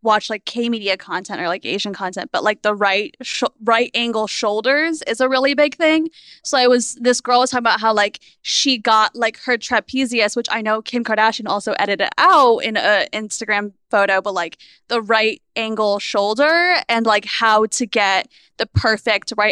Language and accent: English; China; moved away; growing up in China